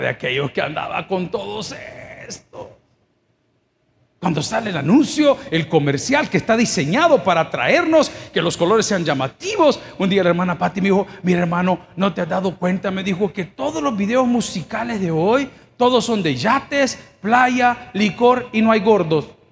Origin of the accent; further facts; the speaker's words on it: El Salvador; ¿Cuántos somos orgullosamente salvadoreños?